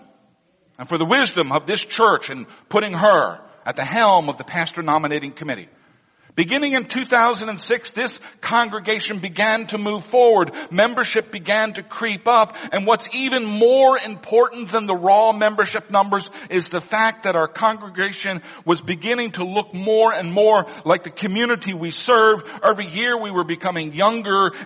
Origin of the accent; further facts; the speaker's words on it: Missouri, United States; moved away; Missouri, my home state